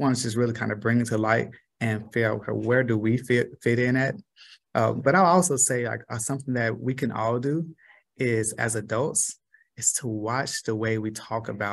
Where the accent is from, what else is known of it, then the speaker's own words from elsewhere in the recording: Los Angeles, California, United States; moved away as an adult; now in Tulsa, United States; I'm from South Central